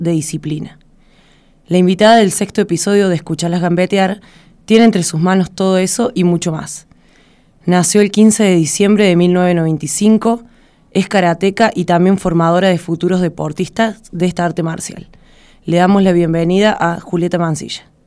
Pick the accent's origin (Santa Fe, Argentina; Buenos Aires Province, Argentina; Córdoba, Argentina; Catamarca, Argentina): Córdoba, Argentina; Río Cuarto; soy la única de Río Cuarto